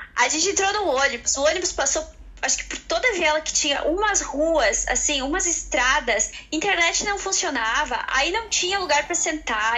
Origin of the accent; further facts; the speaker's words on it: Erechim, Rio Grande do Sul, Brazil; moved away as an adult; also born or lived in Dongguan, China; now in Cork, Ireland; Erechim, que eu vim lá do, do Brasil